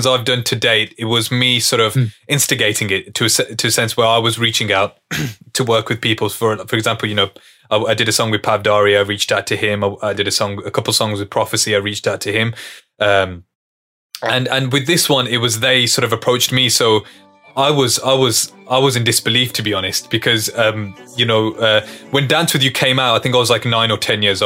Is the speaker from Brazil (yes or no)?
no; England, United Kingdom; growing up in England, having all these, you know, inspirations growing up from Punjabi, from Hindi, from mainstream English music